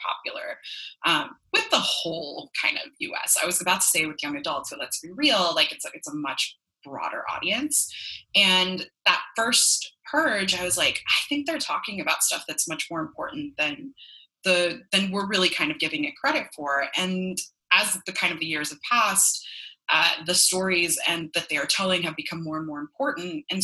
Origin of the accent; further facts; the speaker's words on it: Los Angeles, California, United States; accent: Valley girl; also born or lived in West Hollywood, California; now in Miami, United States; I'm actually originally from California. I'm a Valley girl through and through